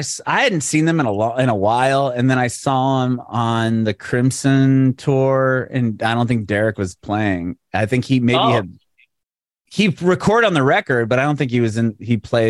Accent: San Diego, California, United States; So like I grew up in San Diego. That's where … was from.

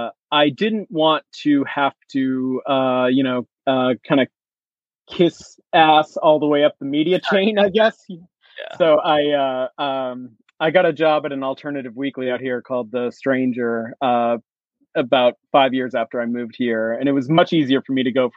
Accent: Maine, United States; moved away as an adult; also born or lived in Boston; now in Seattle, United States; East Coaster. I was born and raised in Maine and grew up there. And pretty much as soon as I could get out of Maine, I went to Boston. And then I moved to Seattle in the year 2000. I've been here ever since.

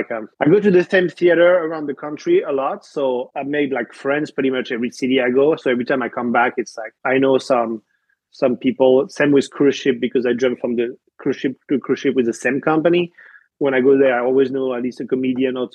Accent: Paris, Île-de-France, France; accent: French; English is a second language; moved away as an adult; now in United States; I'm French. What a surprise. Born and raised in Paris. I moved to the States actually 12 years ago now

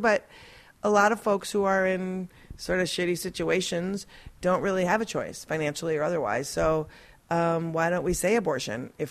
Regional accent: Minnesota, United States; moved away as an adult; now in New York City, United States; I'm from Minnesota

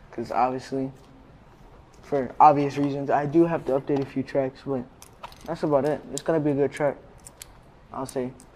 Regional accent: Vero Beach, Florida, United States; now in Miami, United States; I grew up in Vero, Vero Beach, Florida

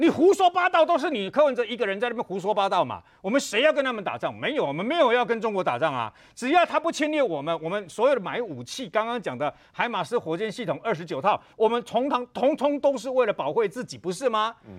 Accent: Taiwan; 跟我的我是台湾人的，我的我自己的根是在台湾，那是两回事嘛。

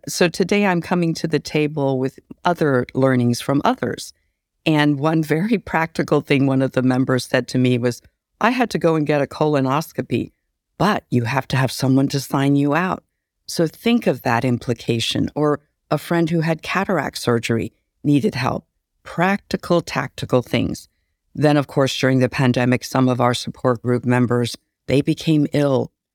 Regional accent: California, United States; So I'm Chinese American, an immigrant child. I was brought here as a young child

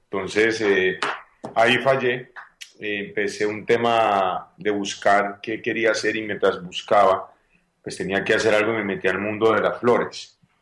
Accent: Paisa, Antioquia, Colombia; yo soy un colombiano, soy paisa

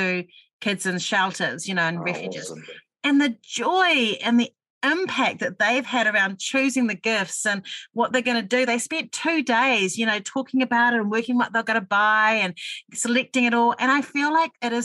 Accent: Auckland, New Zealand; I was raised on the North Shore of Auckland

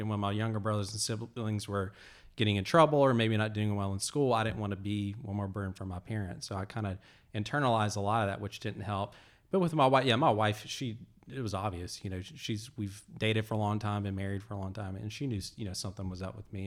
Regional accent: Alabama, United States; moved away; I'm originally from Alabama

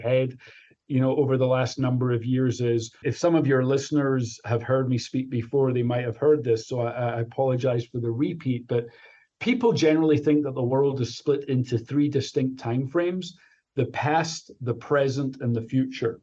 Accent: Glasgow, Scotland, United Kingdom; moved away as an adult; also born or lived in Chicago; now in United States; as your listeners can probably tell, even after being here for 33 years, I'm from Glasgow, Scotland

